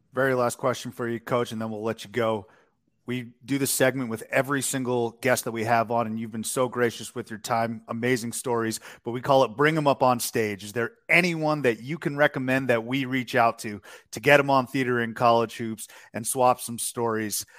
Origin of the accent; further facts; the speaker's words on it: Massachusetts, United States; growing up in Massachusetts